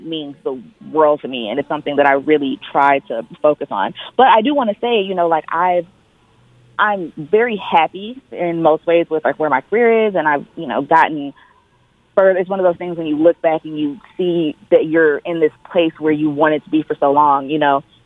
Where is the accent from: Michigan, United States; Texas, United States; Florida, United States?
Michigan, United States; Detroit; I'm originally from Detroit